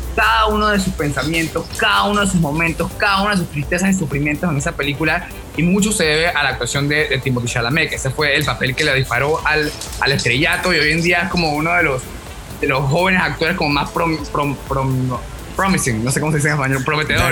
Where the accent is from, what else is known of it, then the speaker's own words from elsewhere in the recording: Panama; Le dije que de Panamá